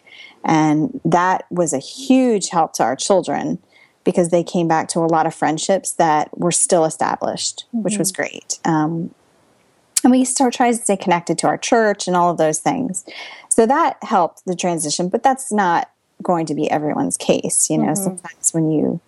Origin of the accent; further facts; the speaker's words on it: Pennsylvania, United States; moved away as an adult; now in New Jersey, United States; We are originally from Pennsylvania